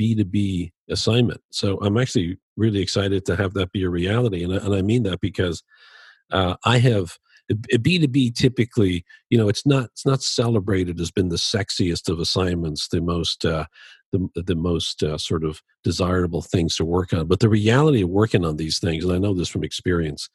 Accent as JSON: {"language": "English", "town": "Dublin", "region": "Leinster", "country": "Ireland", "tie": "born or raised there", "moved": "yes", "lives_now": "Chicago, United States", "said": "I grew up in Dublin"}